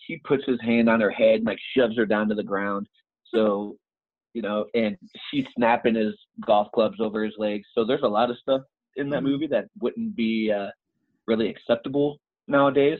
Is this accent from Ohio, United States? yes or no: no; Kansas City, Missouri, United States; my hometown, Kansas City